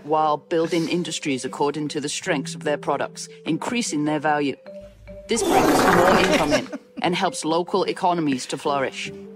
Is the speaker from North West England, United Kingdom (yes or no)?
yes; Manchester, North West England, United Kingdom; moved away as an adult; now in Liuzhou, China; from Manchester in England, but I've been living in Guangxi, Liuzhou, for nearly eleven years now.